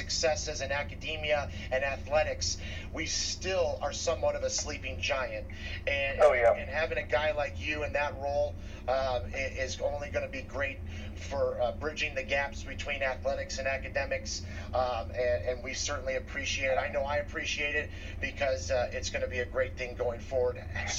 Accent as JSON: {"language": "English", "region": "Midwest", "country": "United States", "tie": "born or raised there", "moved": "yes", "said": "I grew up in the Midwest."}